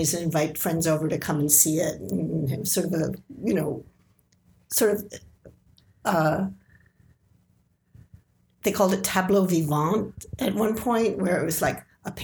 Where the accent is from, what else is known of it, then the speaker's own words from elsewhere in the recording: Midwest, United States; moved away as an adult; also born or lived in Chicago / Kentucky; now in New York, United States; I'm from the Midwest. Came to New York as soon as I could